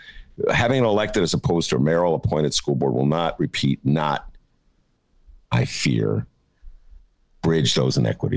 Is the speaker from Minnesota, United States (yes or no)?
no; Evanston, Illinois, United States; now in Chicago, United States; from my hometown, Evanston